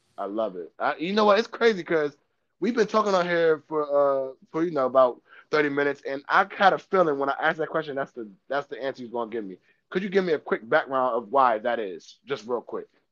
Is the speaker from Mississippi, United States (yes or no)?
no; Dover, Delaware, United States; I'm from Dover, born and raised